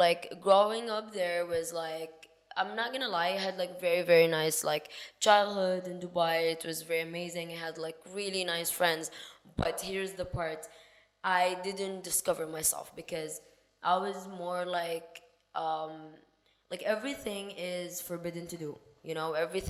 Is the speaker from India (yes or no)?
no; Sudan; I am not originally from there. I am from Sudan, Africa. And to be honest, I would say we're more open-minded, and like it's a Muslim country, of course, but the people are more open-minded.